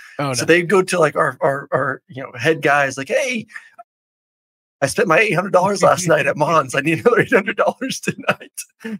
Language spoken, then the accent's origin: English; Tampa, Florida, United States; I'm from Tampa.